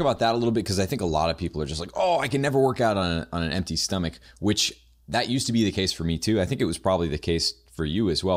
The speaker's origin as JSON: {"language": "English", "region": "New Hampshire", "country": "United States", "said": "I am from New Hampshire"}